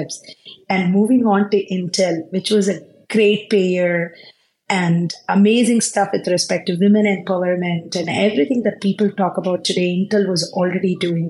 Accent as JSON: {"language": "English", "town": "Tiruchirappalli", "region": "Tamil Nadu", "country": "India", "tie": "born or raised there", "also_born_or_lived": "Bangalore / Palakkad", "moved": "as an adult", "lives_now": "Silicon Valley, United States", "said": "I'm originally from Palakkad, born in Bangalore, brought up in Trichy"}